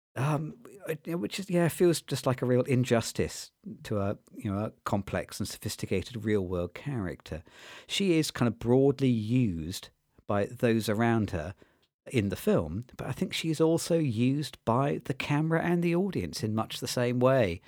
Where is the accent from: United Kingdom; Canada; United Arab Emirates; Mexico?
United Kingdom; as a British viewer